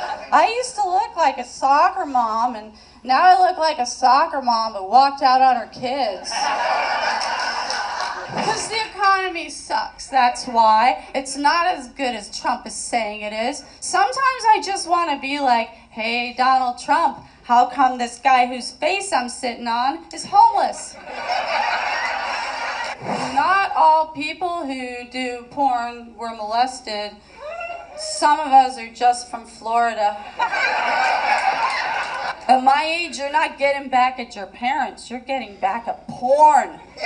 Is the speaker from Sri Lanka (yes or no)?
no; England, United Kingdom; I'm originally from England. I lost my accent.